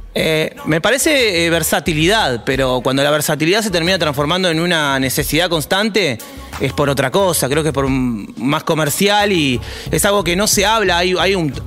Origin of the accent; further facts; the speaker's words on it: Wilde, Buenos Aires Province, Argentina; me crié en Wilde